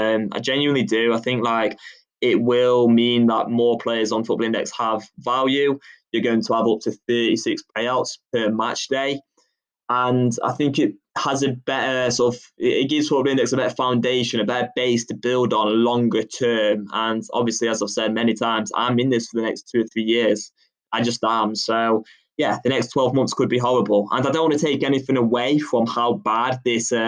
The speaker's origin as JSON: {"language": "English", "region": "England", "country": "United Kingdom", "tie": "born or raised there", "said": "growing up in England"}